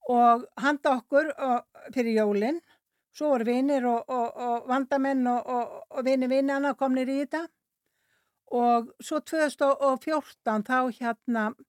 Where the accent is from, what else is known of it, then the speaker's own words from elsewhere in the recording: North Iceland, Iceland; also born or lived in Sweden; ég er að norðan